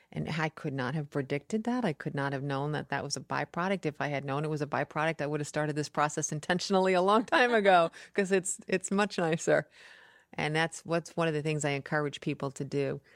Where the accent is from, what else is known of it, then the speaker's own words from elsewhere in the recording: New York, United States; I'm from New York